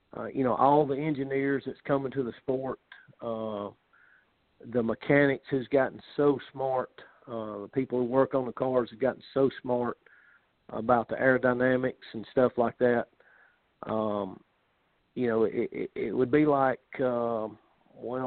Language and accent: English; Calera, Alabama, United States; also born or lived in Midfield, Alabama; I grew up in Calera, Alabama, and went to high school there